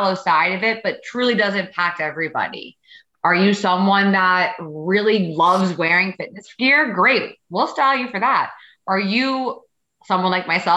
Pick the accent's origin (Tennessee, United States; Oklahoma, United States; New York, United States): New York, United States; accent: New York; I am a true New Yorker. So my accent will definitely be coming out as we're talking